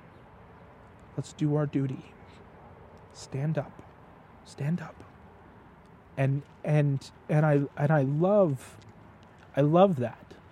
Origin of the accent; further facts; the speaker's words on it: United States; as an American